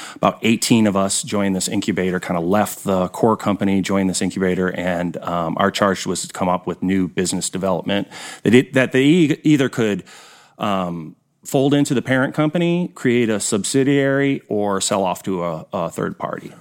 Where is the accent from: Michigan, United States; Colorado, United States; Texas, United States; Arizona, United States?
Michigan, United States; Detroit; moved away as an adult; now in Kansas City, United States; I grew up in Detroit